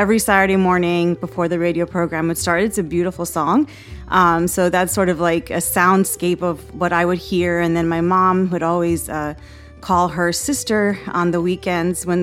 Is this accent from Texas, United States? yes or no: yes; Houston, Texas, United States; also born or lived in Boston, Massachusetts; I was born in Boston, grew up in Houston. We moved there when I was three